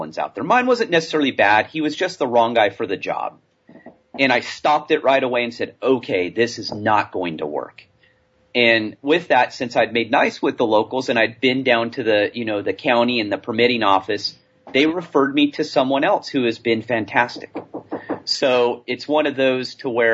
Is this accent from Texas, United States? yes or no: no; California, United States; moved away; I'm from California.